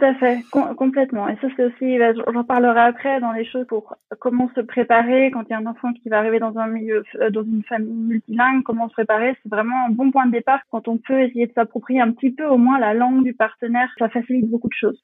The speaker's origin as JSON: {"language": "French", "country": "France", "tie": "born or raised there", "also_born_or_lived": "Berlin, Germany", "moved": "as an adult", "lives_now": "Potsdam, Germany", "said": "Je suis née en France, j'ai grandi en France"}